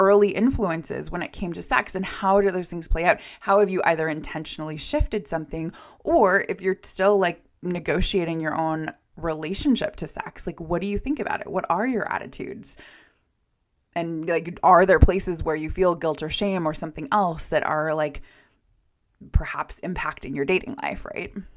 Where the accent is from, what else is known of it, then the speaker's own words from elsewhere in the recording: United States; also born or lived in Norway; as an American who was studying in Scandinavia and in Norway